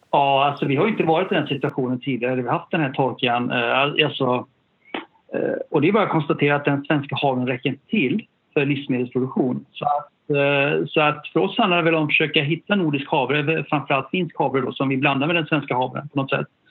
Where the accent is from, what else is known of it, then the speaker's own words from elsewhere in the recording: Sollebrunn, Västra Götaland, Sweden; also born or lived in Gothenburg / Japan; sen flyttade vi tillbaka till ett samhälle utanför, ja, norr om Göteborg uh, som heter Sollebrunn, ett, lit, litet samhälle ute på landet i Västergötland